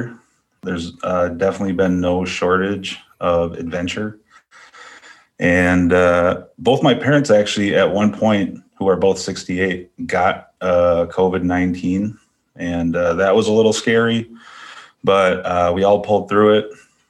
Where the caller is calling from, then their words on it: Duluth, Minnesota, United States; I'm tuning in from Duluth, Minnesota.